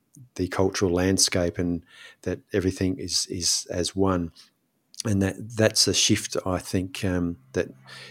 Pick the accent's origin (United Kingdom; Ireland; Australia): Australia; South Australia; I grew up in South Australia